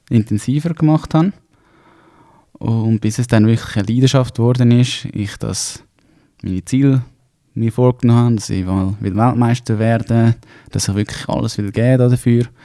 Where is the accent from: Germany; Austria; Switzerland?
Switzerland; Hausen am Albis, Zurich; Ähm, ja, ich komme ursprünglich aus Zürich. Ähm, Hausen am Albis, ein kleines Kaff